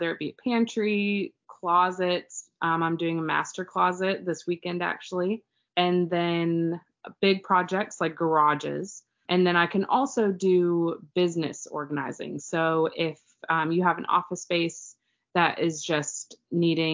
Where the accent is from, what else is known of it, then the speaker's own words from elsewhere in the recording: Raleigh, North Carolina, United States; I was born and raised in Raleigh, so I know this area like the back of my hand.